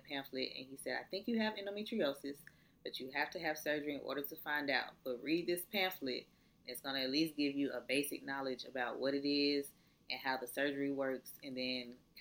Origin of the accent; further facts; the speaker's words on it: Atlanta, Georgia, United States; also born or lived in Valdosta, Georgia; I'm in college, not where I'm from. I'm from Atlanta